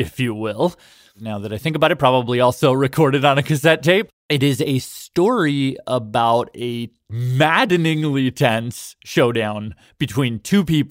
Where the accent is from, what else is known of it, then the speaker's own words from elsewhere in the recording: Toronto, Ontario, Canada; my hometown of Toronto